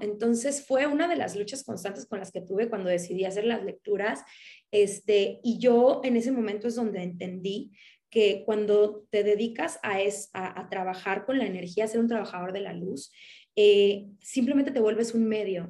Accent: Mexico; mexicana, tengo 37 años

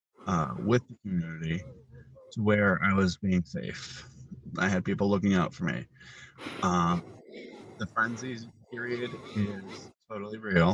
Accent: Massachusetts, United States; I'm from Massachusetts.

